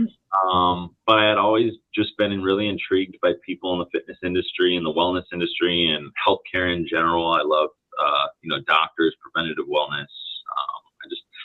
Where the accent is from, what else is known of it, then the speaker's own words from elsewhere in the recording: Palm Harbor, Florida, United States; I was born and raised over in Palm Harbor, Florida